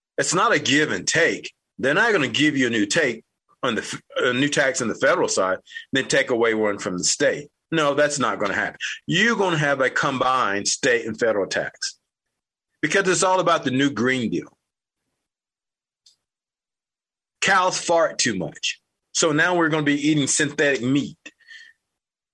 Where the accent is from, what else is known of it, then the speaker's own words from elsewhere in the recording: United States; I'm an American.